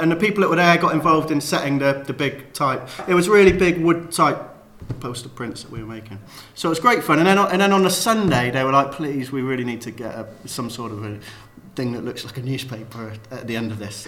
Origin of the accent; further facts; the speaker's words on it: Cheltenham, South West England, United Kingdom; I'm from Cheltenham.